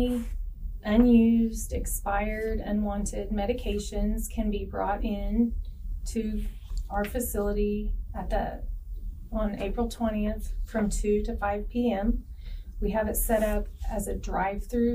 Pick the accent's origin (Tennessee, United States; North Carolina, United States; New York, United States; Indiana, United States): Indiana, United States; Knox County; I grew up in Knox County. I graduated from South Knox High School, and I went to Vincent University